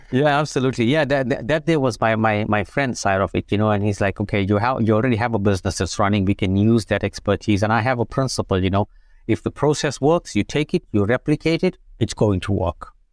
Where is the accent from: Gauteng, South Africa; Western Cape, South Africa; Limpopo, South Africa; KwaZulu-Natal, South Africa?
KwaZulu-Natal, South Africa; Umzinto; moved away as an adult; also born or lived in England; now in United States; I grew up in South Africa, very small town. You know, it's called Amzinto